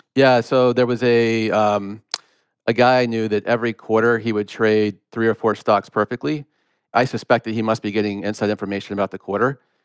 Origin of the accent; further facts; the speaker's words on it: Gwinnett County, outside Atlanta, Georgia, United States; I grew up in Gwinnett County